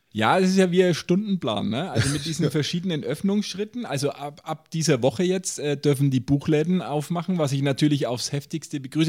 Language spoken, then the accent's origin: German; Nuremberg, Bavaria, Germany; als Nürnberger